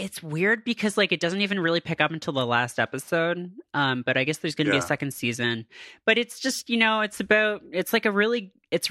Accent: Canada; I am from Canada

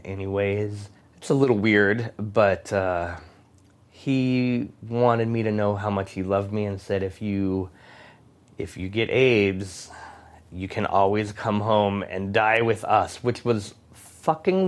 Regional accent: Tucson, Arizona, United States; I grew up in Tucson, Arizona.

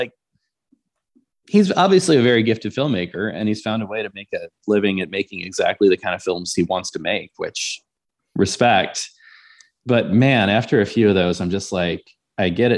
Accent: Lincoln, Nebraska, United States; moved away; also born or lived in Tulsa, Oklahoma; I was raised mainly in Nebraska. So I lived in Lincoln, Nebraska for about 20 years of my life.

